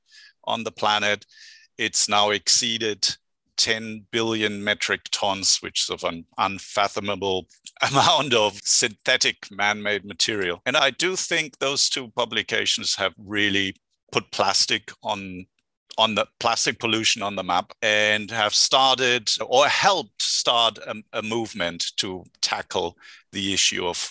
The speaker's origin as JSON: {"language": "English", "country": "Germany", "also_born_or_lived": "Berlin / United Kingdom / France", "accent": "German", "second_language": "English", "moved": "as an adult", "lives_now": "Santa Barbara, United States", "said": "I hail from Germany, which you can probably hear by the accent, but I've been a California transplant for the last 17 years"}